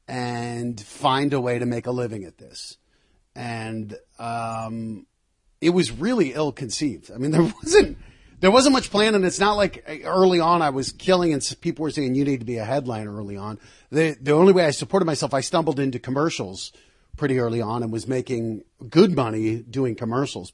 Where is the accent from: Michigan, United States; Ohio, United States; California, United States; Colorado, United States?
Colorado, United States; moved away as an adult; also born or lived in New Jersey / New York; now in Los Angeles, United States; I'm from Colorado